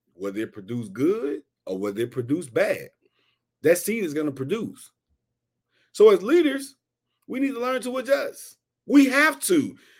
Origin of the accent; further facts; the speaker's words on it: Houston, Texas, United States; I'm from Houston, Texas